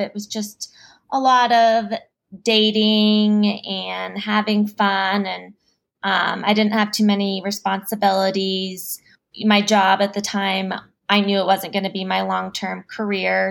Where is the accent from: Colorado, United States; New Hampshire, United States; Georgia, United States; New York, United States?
Colorado, United States; Denver; I grew up in Denver. I still live here